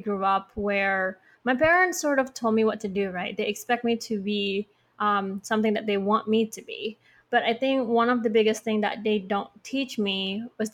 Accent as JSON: {"language": "English", "region": "Bali", "country": "Indonesia", "said": "I'm from Bali"}